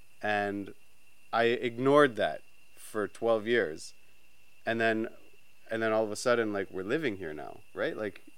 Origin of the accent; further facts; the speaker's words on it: Brampton, Ontario, Canada; We grew up in Canada, near Toronto, in a little town called Brampton.